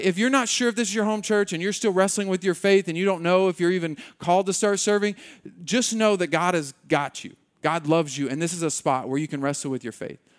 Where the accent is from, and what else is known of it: United States